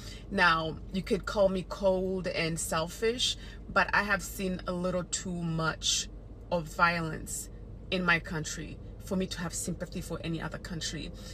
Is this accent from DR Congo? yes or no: yes; DR Congo; So for those who doesn't know me, I was born and raised in Congo and I have experienced most of the violence that is happening in Congo.